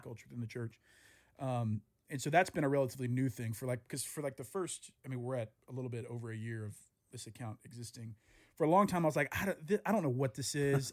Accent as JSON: {"language": "English", "region": "the South", "country": "United States", "tie": "born or raised there", "said": "I grew up in the South"}